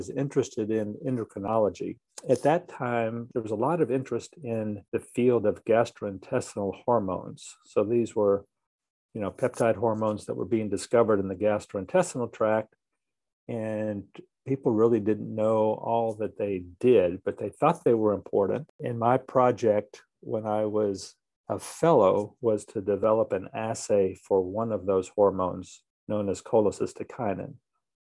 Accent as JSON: {"language": "English", "town": "Nashville", "region": "Tennessee", "country": "United States", "tie": "born or raised there", "said": "I grew up in Nashville"}